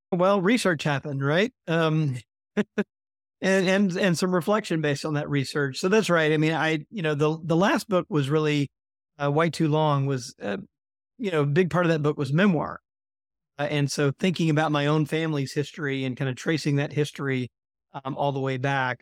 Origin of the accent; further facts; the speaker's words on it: Mississippi, United States; my home state of Mississippi